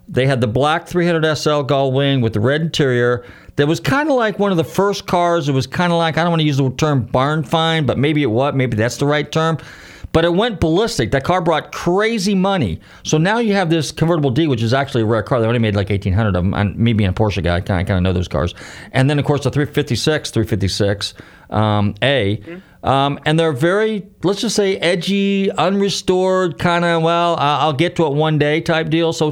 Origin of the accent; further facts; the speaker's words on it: Bay Area, north of San Francisco, California, United States; I grew up in the Bay Area, north of San Francisco